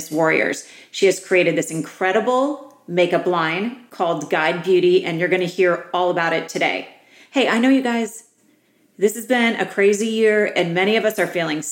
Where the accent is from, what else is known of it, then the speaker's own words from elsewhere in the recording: East Coast, United States; now in Palm Springs, United States; I'm an East Coast girl.